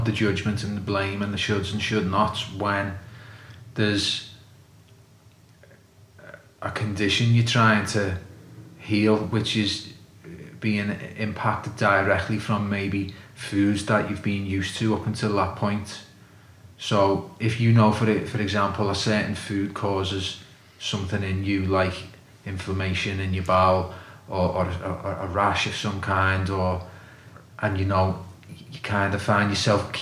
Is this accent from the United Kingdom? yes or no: yes; Liverpool, North West England, United Kingdom; I'm from Liverpool